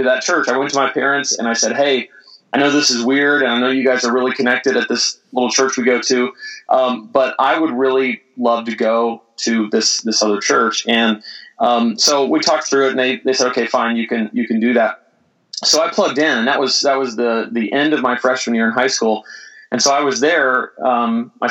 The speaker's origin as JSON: {"language": "English", "town": "Mustang", "region": "Oklahoma", "country": "United States", "tie": "born or raised there", "said": "I grew up in Oklahoma City, a little suburb of Oklahoma City called Mustang, which is just southwest of Oklahoma City."}